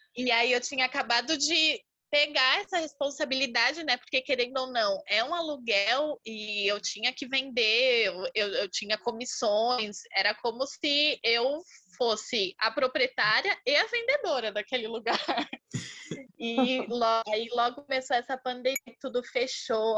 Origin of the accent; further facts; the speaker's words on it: São Paulo, Brazil; sou de São Paulo, tenho vinte e dois anos